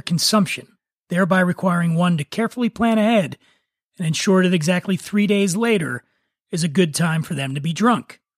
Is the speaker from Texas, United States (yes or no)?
no; Philadelphia, Pennsylvania, United States; my hometown